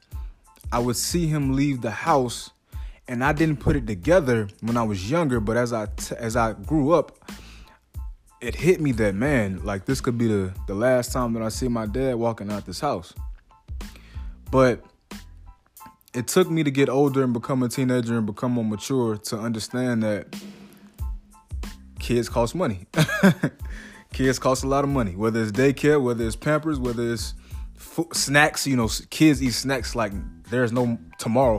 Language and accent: English; South DeKalb County, Georgia, United States; also born or lived in Gwinnett County, Georgia; I came from South DeKalb County and went to another county in Gwinnett County, right? So I went to high school in Gwinnett County while still living in the south part of DeKalb County.